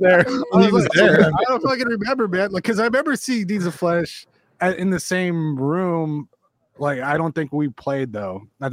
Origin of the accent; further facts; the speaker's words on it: California, United States; I'm from California.